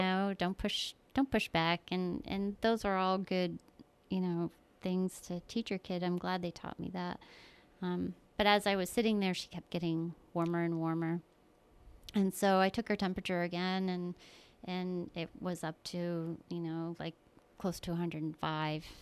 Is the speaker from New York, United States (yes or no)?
yes; Keeseville, New York, United States; also born or lived in Florida; I was born in Florida and, uh, we moved up here, up to New York when I was little. I grew up in Keysville, New York